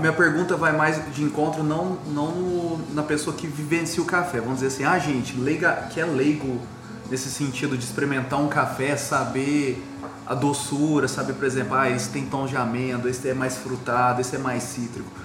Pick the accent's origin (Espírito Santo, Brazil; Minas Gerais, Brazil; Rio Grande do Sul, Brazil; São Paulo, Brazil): São Paulo, Brazil; Franca; nós de Franca assim, somos privilegiados por uma região tão rica